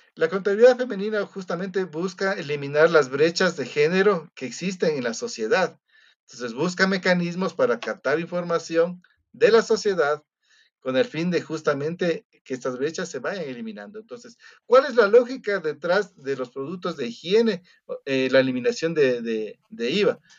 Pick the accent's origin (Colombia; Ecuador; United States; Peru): Ecuador; tenemos como contadores ecuatorianos